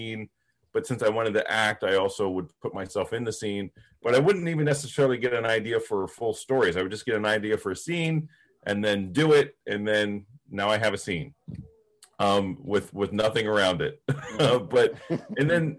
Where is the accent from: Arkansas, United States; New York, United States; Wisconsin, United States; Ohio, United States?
Ohio, United States; Plainfield; also born or lived in Coshocton, Ohio / Westerville, Ohio; I grew up in Ohio. I grew up in Coshocton County, was born in Coshocton City, but grew up in the village, yes, the village of Plainfield